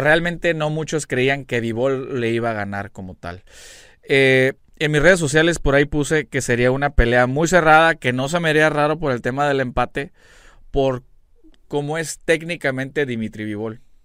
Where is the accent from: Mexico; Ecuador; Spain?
Mexico; como mexicano